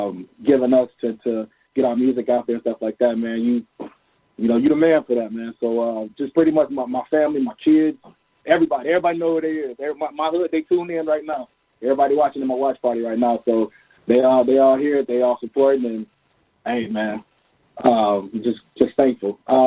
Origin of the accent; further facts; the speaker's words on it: Kankakee, Illinois, United States; my hometown, 815 Kankakee